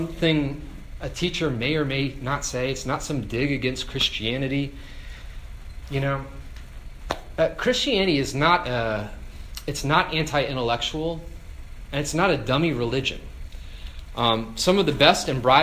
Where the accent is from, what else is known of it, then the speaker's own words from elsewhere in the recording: Virginia, United States; moved away as an adult; also born or lived in Colorado; I grew up in Virginia, so being in Colorado, I was far from home